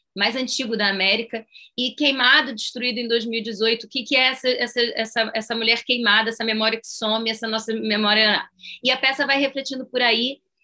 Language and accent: Portuguese; Brazil; sou brasileira